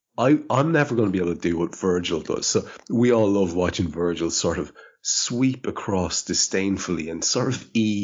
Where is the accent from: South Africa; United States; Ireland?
Ireland; I'm Irish